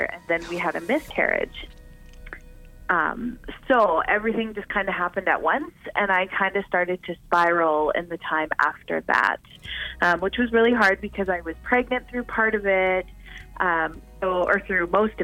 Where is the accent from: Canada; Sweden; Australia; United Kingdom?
Canada